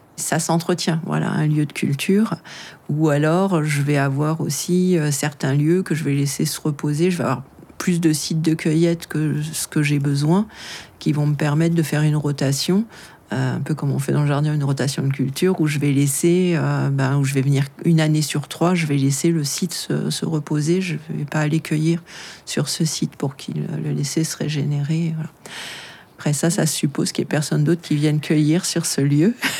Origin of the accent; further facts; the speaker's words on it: Paris, Île-de-France, France; moved away as an adult; also born or lived in Brittany / Normandy / Haute-Savoie; now in Vercors, France; Je suis née euh, à Paris et j'ai vécu euh, mon, enfance en région parisienne.